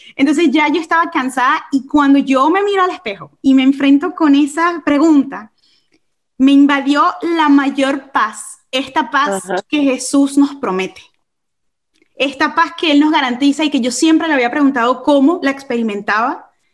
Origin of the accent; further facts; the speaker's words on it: Caracas, Capital District, Venezuela; accent: caraqueño; moved away as an adult; also born or lived in England; yo nunca quiero perder mi caraqueño, yo soy de Caracas. Eh, yo nací, y crecí en Caracas